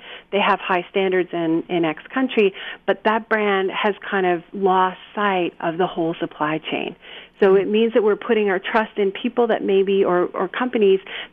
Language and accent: English; Canada; also born or lived in Japan; now in United States; I'm not originally from here. I'm from Canada